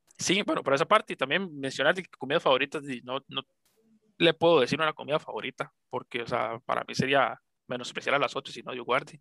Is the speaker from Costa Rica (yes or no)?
yes; Costa Rica; nací aquí en Costa Rica